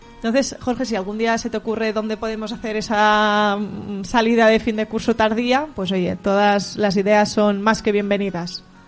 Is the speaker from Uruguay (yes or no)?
no; Valencian Community, Spain; moved away as an adult; now in Pamplona, Spain; Yo soy valenciana